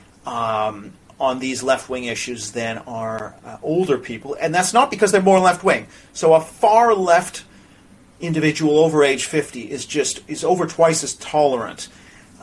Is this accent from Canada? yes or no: yes; Canada; now in United Kingdom; I'm from Canada